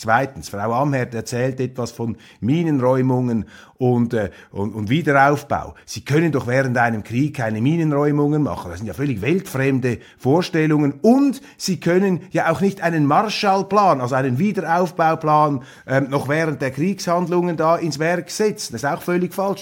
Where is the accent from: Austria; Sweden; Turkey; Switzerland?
Switzerland; wir uns Schweizer